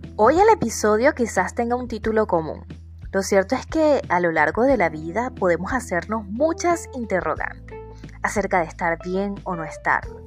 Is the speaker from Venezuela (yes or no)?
yes; Venezuela; soy psicólogo venezolana viviendo en Venezuela